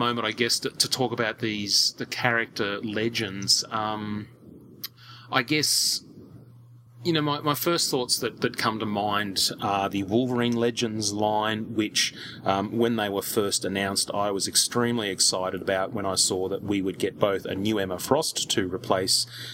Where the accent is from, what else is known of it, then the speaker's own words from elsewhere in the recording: Australia; as an Australian collector